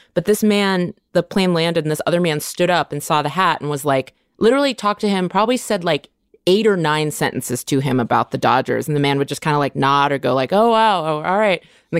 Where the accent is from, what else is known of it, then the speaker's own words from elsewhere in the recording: California, United States; moved away; also born or lived in Chicago; So everyone on the show knows I'm from California. I just lived in Chicago.